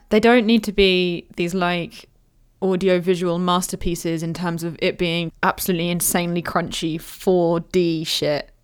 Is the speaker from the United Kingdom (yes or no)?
yes; United Kingdom; we're British